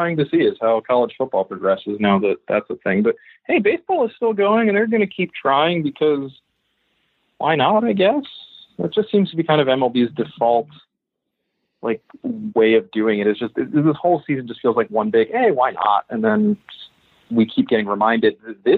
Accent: Western Maryland, United States; accent: Southern; I grew up in Western Maryland, so, like, sometimes a little bit of an accent tends to come out, because Western Maryland is basically the South

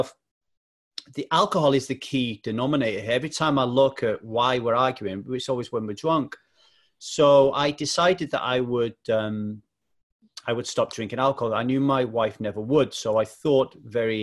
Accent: South Wales Valleys, United Kingdom; born or raised there; also born or lived in Manchester, England

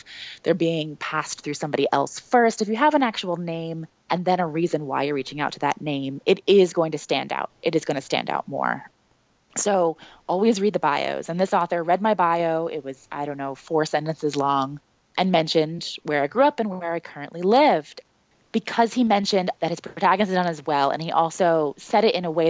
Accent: New Jersey, United States; now in Brooklyn, United States; I grew up in South Jersey and that I live in Brooklyn now

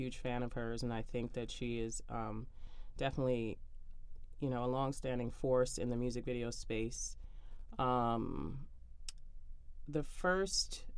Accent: New York City, New York, United States; I grew up in Brooklyn

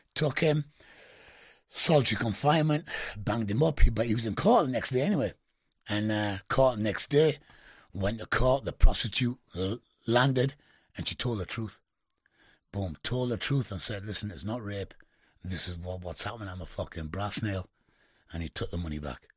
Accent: United Kingdom; I was the only Brit, yeah? but I'm not only a Brit, but I'm Indian

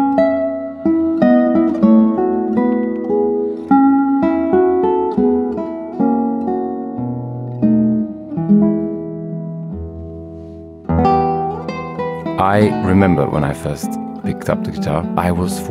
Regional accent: Montenegro; now in London, United Kingdom; I come from Montenegro, this amazingly beautiful little country in the Balkans. It used to be part of the big Yugoslavia. And at the time when I was growing up, that Yugoslavia was sadly separating

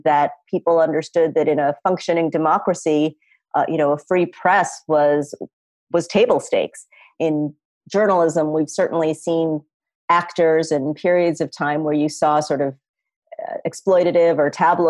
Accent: Chicago suburbs, Illinois, United States; moved away as an adult; also born or lived in Norfolk, Virginia; I was this kid from the Chicago suburbs.

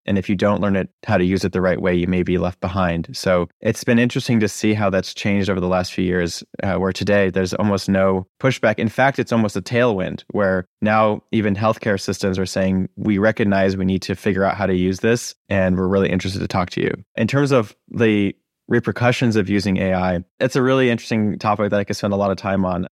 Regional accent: Acton, Massachusetts, United States; I grew up in Acton, Massachusetts

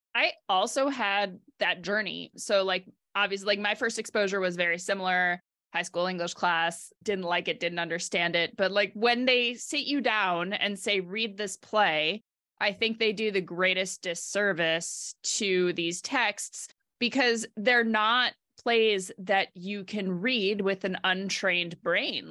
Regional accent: New York, United States; grew up in New York on the eastern side of the state

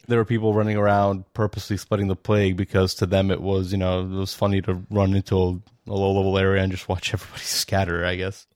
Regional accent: Bosnia & Herzegovina; now in New York, United States; I'm from New York, originally from Bosnia

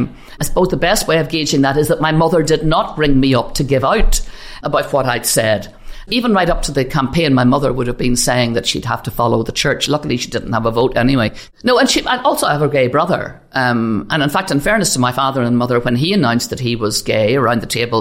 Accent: Belfast, Northern Ireland, United Kingdom; I grew up in Ardoyne, one of the most deprived parishes areas in Northern Ireland

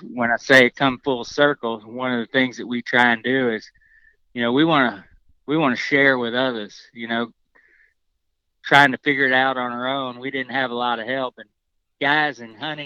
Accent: Arkansas, United States; I grew up in the Arkansas area

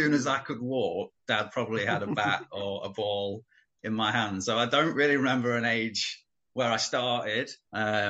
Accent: Melbourne, East Midlands, United Kingdom; also born or lived in Nottingham / Ticknall; I was only born in Nottingham. I grew up in Melbourne, so it was nothing more than being born in the hospital

